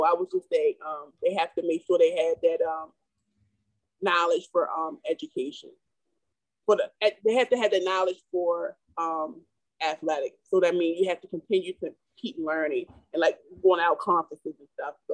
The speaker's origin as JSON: {"language": "English", "town": "Baltimore", "region": "Maryland", "country": "United States", "said": "I can't walk through your neighborhood because I'm from Yale Heights."}